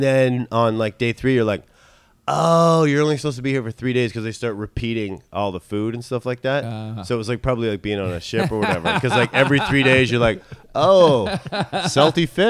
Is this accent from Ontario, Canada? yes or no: yes; a little city outside of Toronto, Ontario, Canada; also born or lived in Vancouver; now in New York, United States; I grew up in a little city outside of Toronto, and then my whole family moved to Vancouver